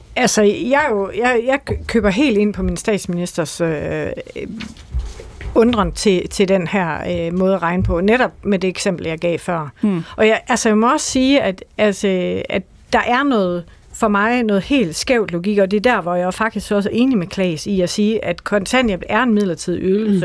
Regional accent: Denmark; accent: Jutlandic; also born or lived in Aarhus; jeg er fra Jylland

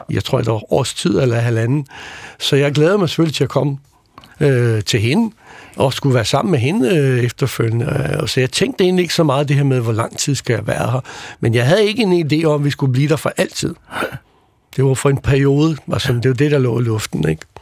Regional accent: Copenhagen, Capital Region, Denmark; also born or lived in Croatia; Ja, altså man kan sige, den første startede med, at jeg er født i Kroatien, ja. så jeg er ikke født i Danmark. Så jeg kom til Danmark, da jeg var ni år gammel, øh, og vi flyttede ud på Vesterbro.

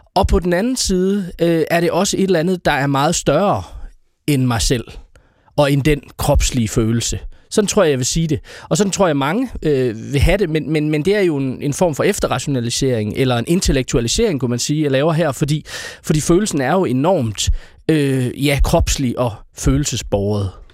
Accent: Aarhus, Central Denmark Region, Denmark; jeg øh, er født og opvokset i Aarhus, og har aldrig været bosat uden for Aarhus Kommune

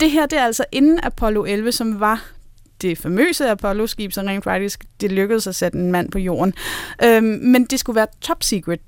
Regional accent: North Zealand, Capital Region of Denmark, Denmark; jeg er vokset op i Nordsjælland

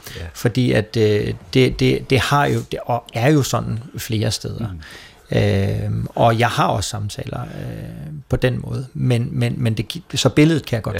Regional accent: Copenhagen, Capital Region of Denmark, Denmark; moved away as an adult; now in Esbjerg, Denmark; Kommer fra København.

